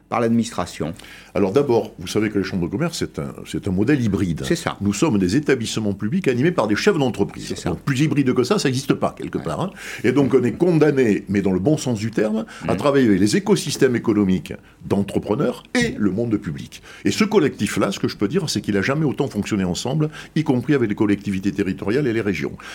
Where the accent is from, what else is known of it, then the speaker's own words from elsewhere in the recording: Bordeaux, Nouvelle-Aquitaine, France; je suis bordelais